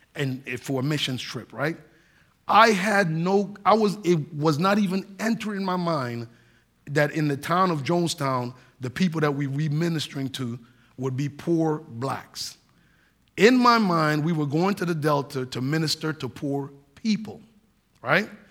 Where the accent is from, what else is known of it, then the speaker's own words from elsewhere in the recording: Saint Croix, U.S. Virgin Islands; moved away; growing up in the United States Virgin Islands on the island of Saint Croix, I'm an American citizen